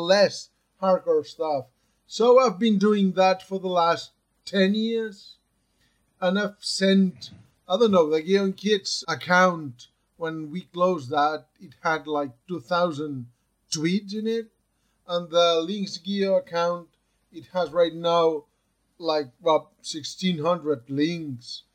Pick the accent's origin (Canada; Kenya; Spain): Spain; Barcelona, Catalonia; I'm from Barcelona, and I've spent almost my working life at the ICGC, which is the mapping agency of Catalonia